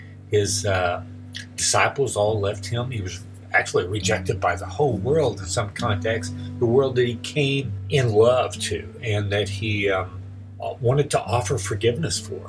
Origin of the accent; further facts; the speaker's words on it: Texas, United States; now in Oklahoma, United States; growing up in Texas